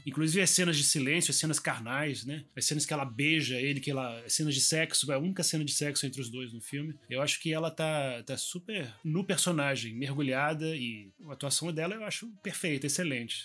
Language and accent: Portuguese; Brazil; moved away as an adult; also born or lived in Paris